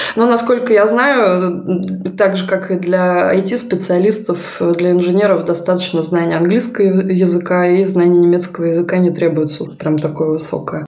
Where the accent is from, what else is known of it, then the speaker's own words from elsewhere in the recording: Voronezh, Voronezh Oblast, Russia; moved away as an adult; now in Germany; я тоже из Воронежа приехала сюда, в Германию